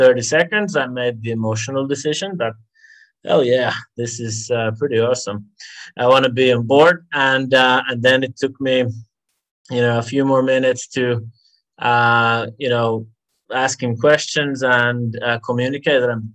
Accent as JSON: {"language": "English", "country": "Finland", "tie": "born or raised there", "also_born_or_lived": "London", "moved": "as an adult", "lives_now": "Singapore", "said": "I'm from Finland originally, and I grew up there."}